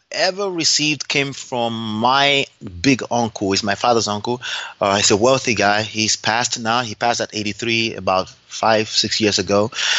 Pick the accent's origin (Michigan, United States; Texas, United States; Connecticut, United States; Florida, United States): Texas, United States; Dallas; born there; I'm a proud Nigerian. I was born here in Dallas, Texas, but I'm a proud Nigerian, I like to say.